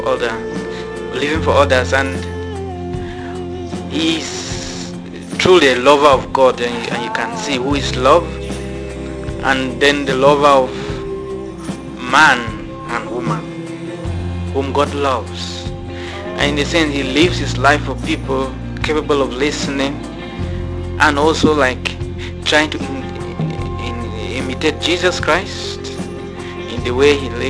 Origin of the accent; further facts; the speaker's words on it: Cameroon; from West Africa in Cameroon